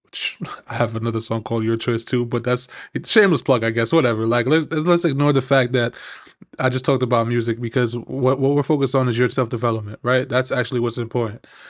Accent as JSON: {"language": "English", "town": "New York City", "region": "New York", "country": "United States", "also_born_or_lived": "Maryland", "said": "I'm originally from Flushing, Queens. It's a small, small little neighborhood up here in New York"}